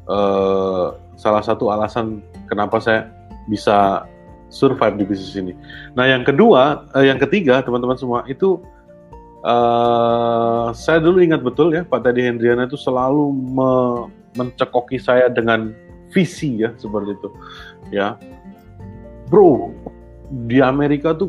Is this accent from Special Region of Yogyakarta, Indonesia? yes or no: yes; Yogyakarta, Special Region of Yogyakarta, Indonesia; Saya loh orang Jogja gitu ya